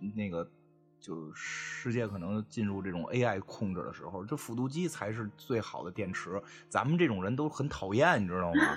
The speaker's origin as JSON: {"language": "Chinese", "region": "Beijing", "country": "China", "said": "我们北京人活成什么样吗？我他妈住一七平米的小房子现在"}